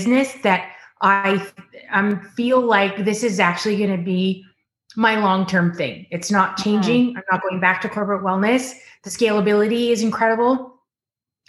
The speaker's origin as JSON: {"language": "English", "town": "Ottawa", "region": "Ontario", "country": "Canada", "tie": "born or raised there", "also_born_or_lived": "Tennessee", "moved": "as an adult", "lives_now": "California, United States", "said": "I grew up in Ottawa"}